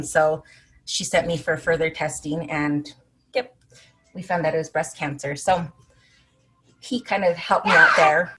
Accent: Salt Lake City, Utah, United States; also born or lived in Arizona / Chicago; I was born and raised here in Salt Lake, but I lived in Arizona for about 10 years and one year in Chicago.

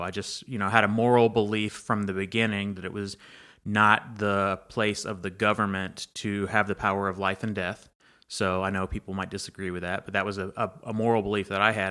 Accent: Banks, Alabama, United States; also born or lived in Troy, Alabama; growing up in Banks, the train came through Banks as well.

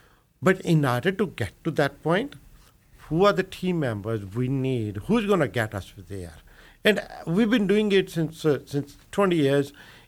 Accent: India; moved away as an adult; So you know, I came from India in 1978. Just like everybody, every immigrant, land of opportunities, looking for new opportunities

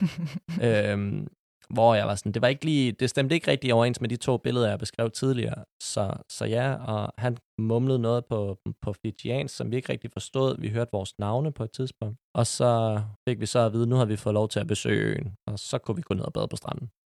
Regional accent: Copenhagen, Capital Region of Denmark, Denmark; Jeg er 25 år og er født og opvokset på Amager.

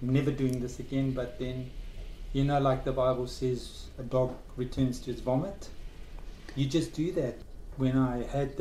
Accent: South Africa; moved away; I was born in South Africa in 1970 on Waitangi Day

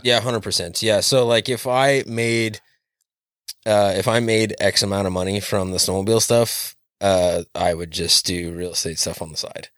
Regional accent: Western Montana, United States; now in Hermiston, United States; I spent most of my life growing up in Western Montana

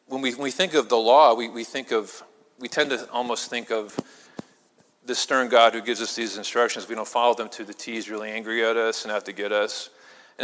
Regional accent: Illinois, United States; now in Pennsylvania, United States; I'm from Illinois

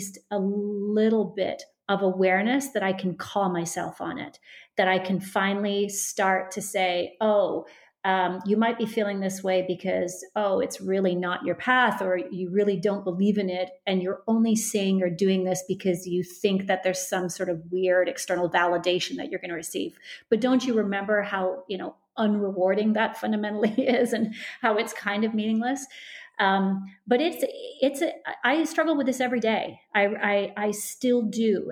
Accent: Canada; moved away; I come from Canada. I probably am heavily influenced from the fact that I come from Canada

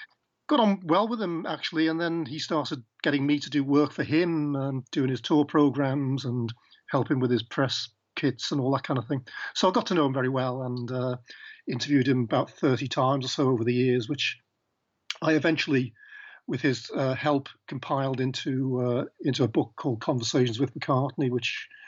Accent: Liverpool, North West England, United Kingdom; moved away; I was the bloke from Liverpool

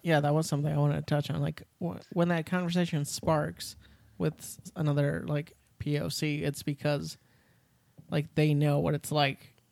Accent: Mexico; I'm Mexican. I'm from Mexico

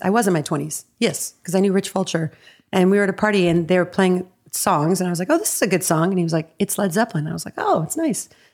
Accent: Evanston, Illinois, United States; now in Los Angeles, United States; I'm from Evanston, the best town in the world.

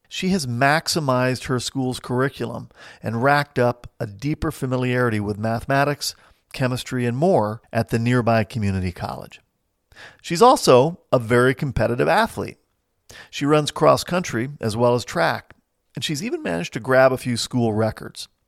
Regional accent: New Jersey, United States; also born or lived in Midwest; now in St. Louis, United States; I've lived most of my life in small towns in the Midwest, but I hail originally from New Jersey. And today, I make my home in suburban St. Louis.

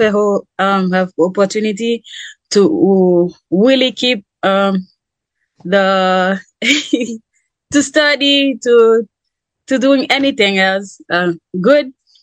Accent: Haiti; English is a second language; moved away as an adult; now in United States; I'm from Haiti, but I live in U.S. now. I got into leave my country because there's been a lot of crime

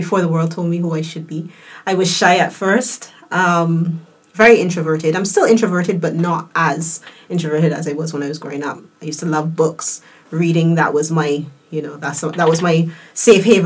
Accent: United Kingdom; moved away; living in the UK at the time, because I'm British born

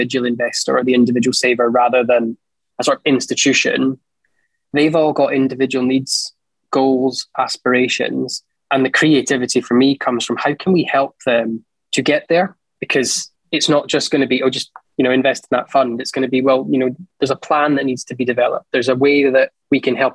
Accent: Edinburgh, Scotland, United Kingdom; born in Edinburgh, school in Edinburgh, university in Edinburgh

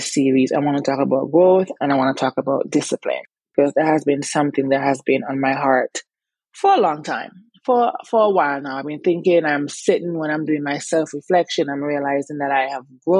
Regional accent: Antigua & Barbuda; moved away as an adult; also born or lived in New Jersey / New York / Virginia; now in United States; growing up in Antigua, I was very active

